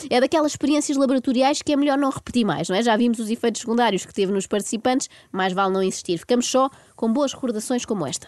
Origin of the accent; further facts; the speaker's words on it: Portugal; como boa portuguesa